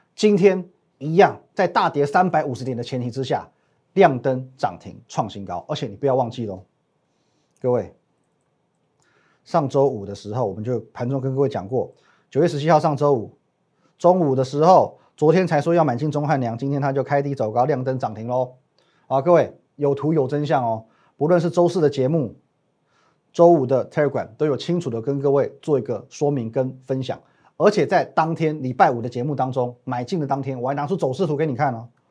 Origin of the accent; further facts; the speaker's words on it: Taiwan; 我们台湾人